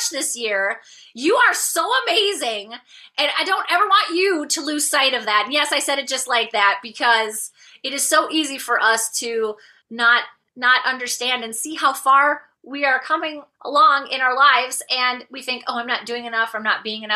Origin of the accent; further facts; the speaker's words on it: Minnesota, United States; I come from the land of 10,000 lakes. I live in Minnesota, which is north central United States